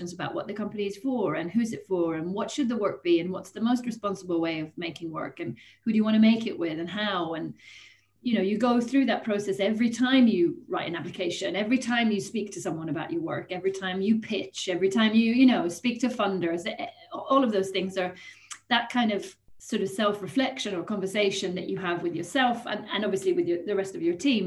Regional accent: Sweden; moved away as an adult; also born or lived in Germany / Italy / Ireland; now in United Kingdom; I grew up in Sweden and studied at university here for a little while before going to the UK

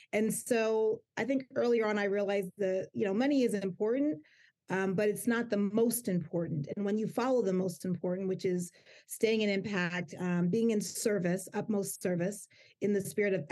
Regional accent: United States; my family came from Jamaica, my mom and my dad, and I was born here in the United States

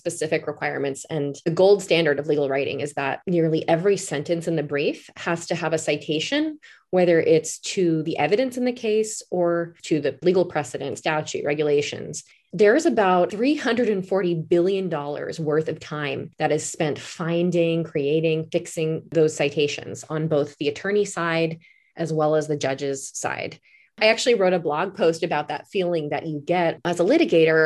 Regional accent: East Coast, United States; moved away; also born or lived in Alaska / Washington State; I'm originally from the East Coast

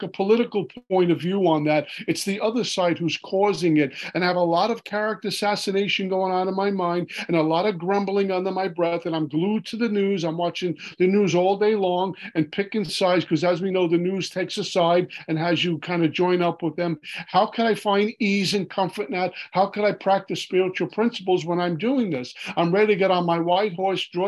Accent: New York City, New York, United States; growing up in Brooklyn, New York

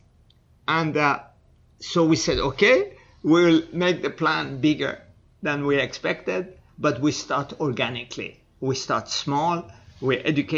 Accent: Iran; moved away; also born or lived in Canada; Yes, I am

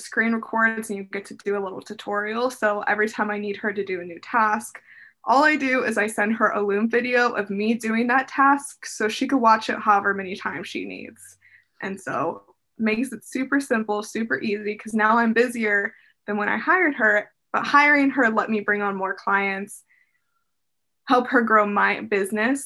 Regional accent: Las Vegas, Nevada, United States; moved away as an adult; now in Seattle, United States; I grew up in Vegas.

